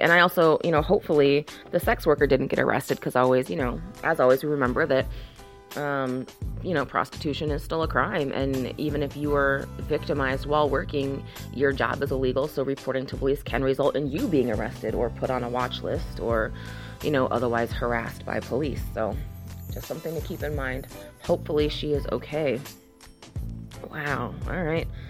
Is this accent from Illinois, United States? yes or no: yes; Chicago, Illinois, United States; I'm from Chicago.